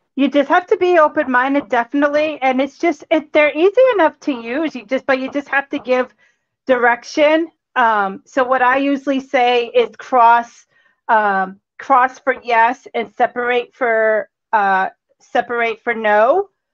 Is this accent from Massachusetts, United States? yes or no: yes; Cambridge, Massachusetts, United States; also born or lived in Boston; I grew up in Cambridge, and I've been here ever since.